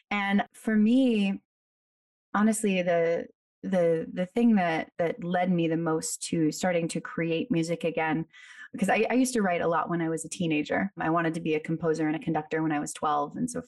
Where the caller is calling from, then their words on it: New York City, New York, United States; I'm calling in from Brooklyn today.